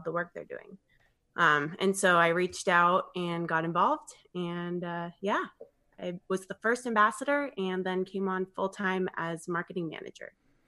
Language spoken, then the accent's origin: English; Arizona, United States; moved away; I'm actually from Arizona, and I went to the University of Arizona